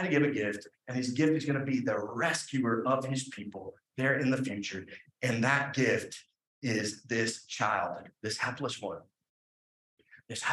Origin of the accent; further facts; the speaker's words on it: Huntington, West Virginia, United States; There's this little diner in my hometown. It's called Jim's Steak and Spaghetti